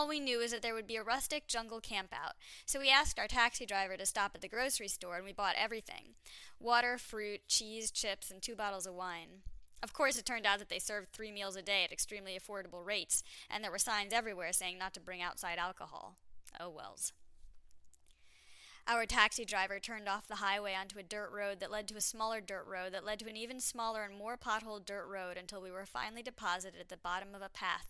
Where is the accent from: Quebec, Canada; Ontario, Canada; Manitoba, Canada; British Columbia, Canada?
Quebec, Canada; Montreal; I was from Montreal